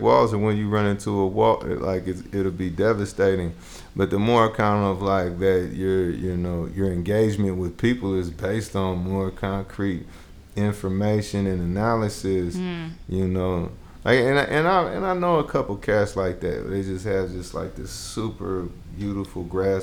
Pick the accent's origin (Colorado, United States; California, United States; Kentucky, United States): California, United States; Bay Area; also born or lived in Jackson, Mississippi; I'm from the Bay Area